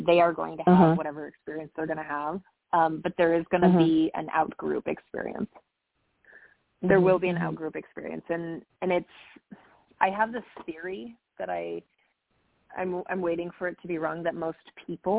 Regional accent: Montana, United States; now in California, United States; I grew up in Montana in an incredibly poor community. I grew up in a trailer park in Montana

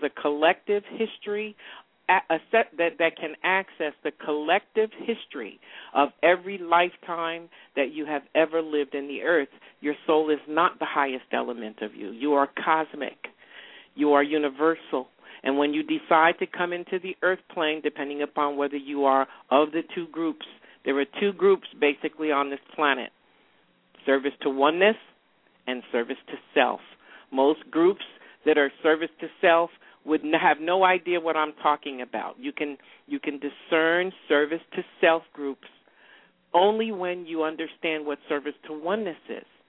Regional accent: New York, United States; moved away as an adult; also born or lived in rural Virginia; now in Atlanta, United States; New York, which is my home state

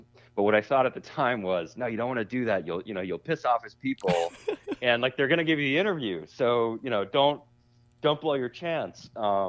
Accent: Boston, Massachusetts, United States; for me growing up in Boston, there was a perception in 1998

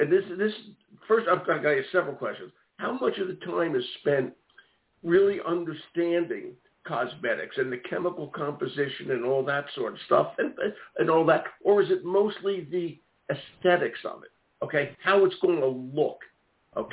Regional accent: Philadelphia, Pennsylvania, United States; moved away; I'm from Philadelphia originally

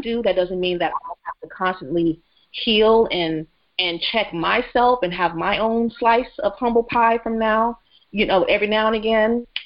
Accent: the South, United States; I grew up in the South

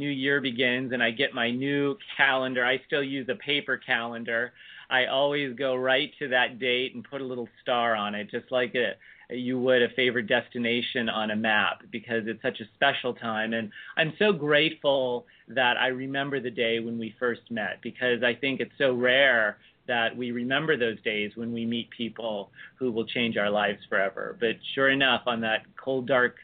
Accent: United States; the oldest Benedictine convent in the United States, right here in my hometown

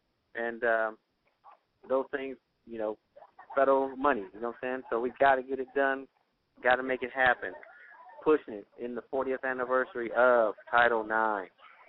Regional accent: Las Vegas, Nevada, United States; Yeah, I'm promoting it because I'm from Las Vegas.

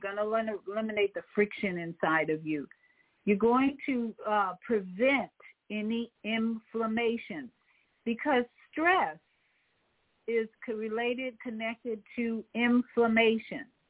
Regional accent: Chicago, Illinois, United States; in Chicago, of course, my hometown

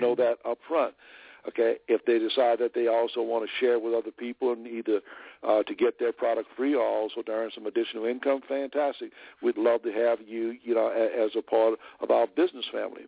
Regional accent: New Orleans, Louisiana, United States; I'm originally from New Orleans, and I was living in New Orleans during the time of that company launch

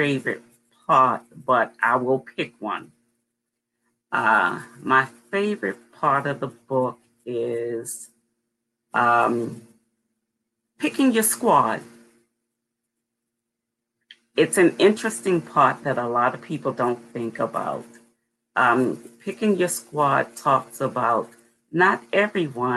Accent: Baltimore, Maryland, United States; I was born and raised in Baltimore. I live in the western part of Maryland

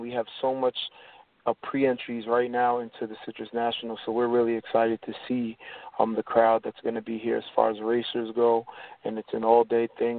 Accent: New York, United States; I'm a New Yorker, I'm a native New Yorker, so Englishtown was my local racetrack, so I used to go there all the time when I was younger

